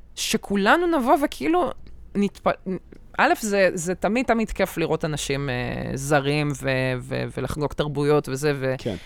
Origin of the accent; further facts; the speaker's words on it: Israel; אני ישראלית